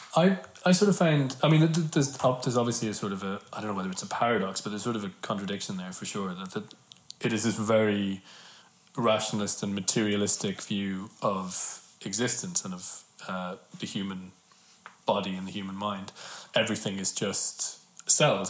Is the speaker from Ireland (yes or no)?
yes; Ireland; I read that in school as all Irish kids hmm. read Yeats in school